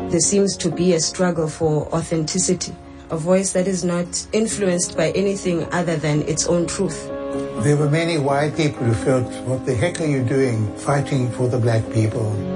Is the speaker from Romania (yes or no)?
no; Syria; English is a second language; moved away as an adult; now in Sydney, Australia; I'm from Syria